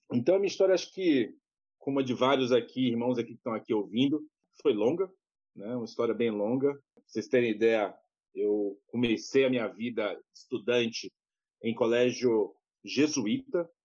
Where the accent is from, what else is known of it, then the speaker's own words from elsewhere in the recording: Salvador, Bahia, Brazil; moved away as an adult; now in São Paulo, Brazil; Eu, eu sou de Salvador, mas moro em São Paulo já há mais de quase 10 anos. Mas sou natural vou, de Salvador